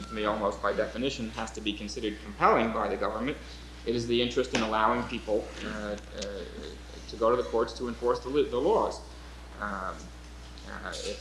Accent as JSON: {"language": "English", "town": "New York City", "region": "New York", "country": "United States", "tie": "born or raised there", "said": "grew up in New York City. I went to a public high school"}